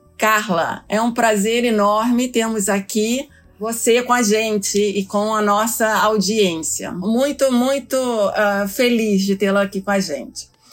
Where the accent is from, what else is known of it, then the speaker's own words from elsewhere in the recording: Rio de Janeiro, Brazil; moved away as an adult; now in New York, United States; Sou carioca, advogada de formação